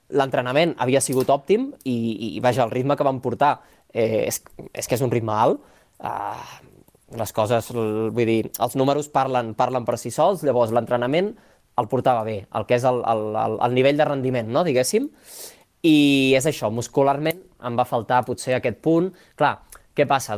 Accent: La Pobla de Mafumet, Catalonia, Spain; born or raised there; moved away as an adult; also born or lived in Barcelona

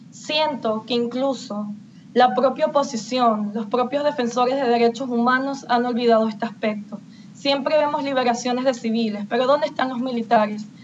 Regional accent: Venezuela; Todos somos venezolanos.

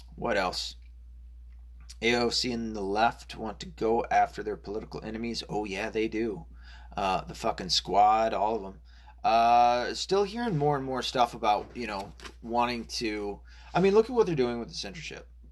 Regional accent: Arkansas, United States; I was born in Arkansas.

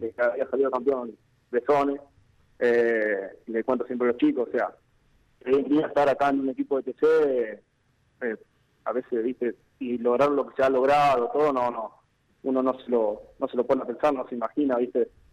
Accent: Venado Tuerto, Santa Fe, Argentina; yo soy de acá de Venado Puerto eh, salido de un colegio industrial.

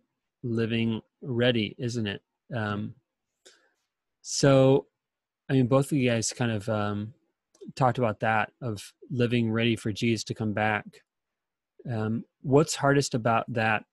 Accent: San Diego, California, United States; moved away; I'm originally from San Diego, and we have wildfires in California. And there were a couple times in high school and in college where wildfires were coming in from the east

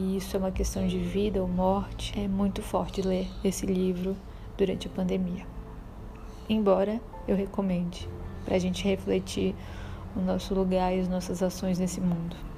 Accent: Belém, Pará, Brazil; now in Salvador, Brazil; Sou paraense de nascimento, nasci em Belém do Pará, Terra do Açaí Gostoso, e resido em Salvador

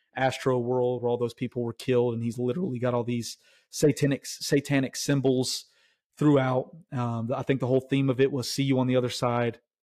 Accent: Tennessee, United States; I'm from Tennessee

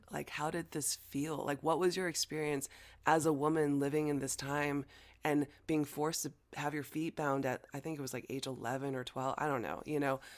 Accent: United States; first language Chinese; English is a second language; American born Chinese, growing up in America, and, you know, Chinese was my first language, but obviously, I quickly learned English

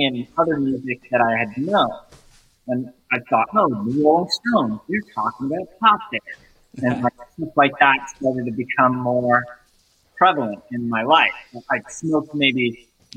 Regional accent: California, United States; my youth of growing up in California

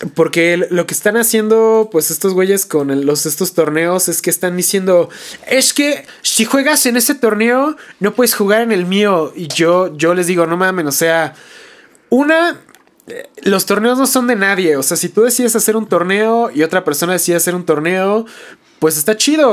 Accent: Toluca, State of Mexico, Mexico; nosotros que somos de Toluca

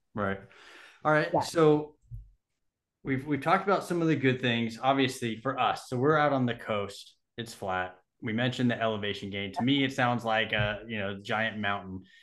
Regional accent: Southern California, United States; moved away; I grew up in Southern California.

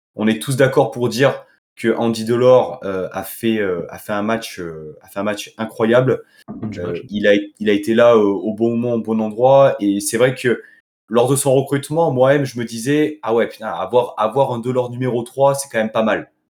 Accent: Nice, Provence-Alpes-Côte d'Azur, France; en tant que Niçois

